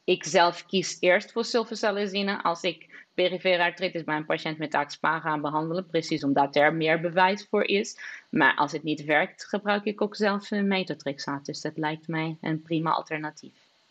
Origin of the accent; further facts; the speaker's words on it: Lisbon, Portugal; now in Maastricht, Netherlands; Lissabon zal altijd de stad zijn waar ik geboren ben en zal altijd een beetje als thuis voelen.